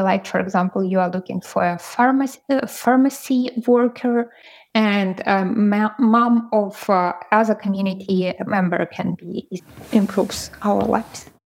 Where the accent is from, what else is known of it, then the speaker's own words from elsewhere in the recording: Ukraine; I'm from Ukraine